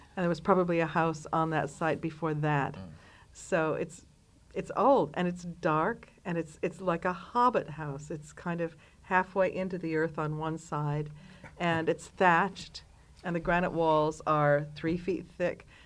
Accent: Detroit, Michigan, United States; now in London, United Kingdom; growing up in Detroit

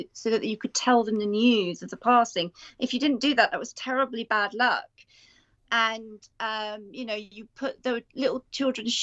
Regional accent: United Kingdom; as a British author

